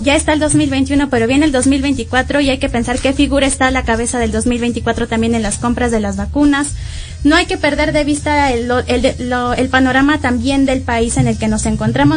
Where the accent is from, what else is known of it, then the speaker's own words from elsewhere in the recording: Mexico; nosotros como mexicanos